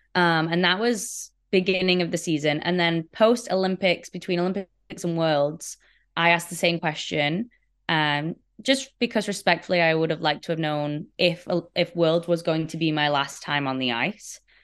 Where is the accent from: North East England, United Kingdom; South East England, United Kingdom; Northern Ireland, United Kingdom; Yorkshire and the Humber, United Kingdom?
Yorkshire and the Humber, United Kingdom; Sheffield; Sheffield, my hometown in the U K